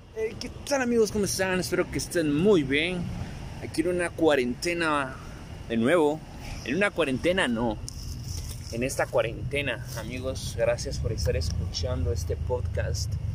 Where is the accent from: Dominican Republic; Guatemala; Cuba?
Guatemala; en mi país Guatemala está en cuarentena